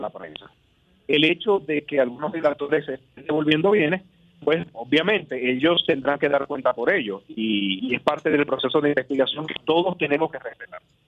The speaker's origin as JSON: {"language": "Spanish", "country": "Dominican Republic", "said": "Yo como cada dominicano tengo que trabajar para mantener a mi familia"}